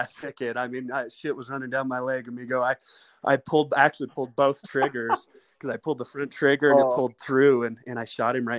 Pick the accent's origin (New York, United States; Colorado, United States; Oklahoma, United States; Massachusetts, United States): Colorado, United States; Eastern; I grew up out there in Eastern Colorado.